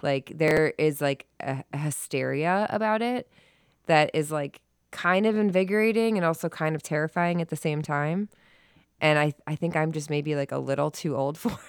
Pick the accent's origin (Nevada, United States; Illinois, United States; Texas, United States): Illinois, United States; Chicago; I'm from Chicago